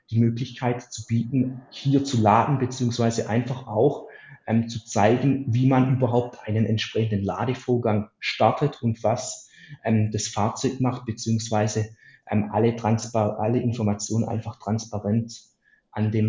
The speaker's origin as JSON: {"language": "German", "region": "Baden-Württemberg", "country": "Germany", "said": "für mich als Schwabe natürlich immer das Schlimmste"}